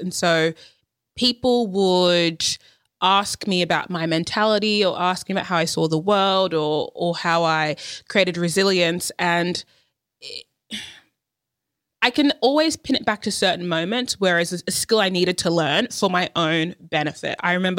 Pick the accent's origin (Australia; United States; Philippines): Australia; born there; I've been there heaps. Like, born in Australia.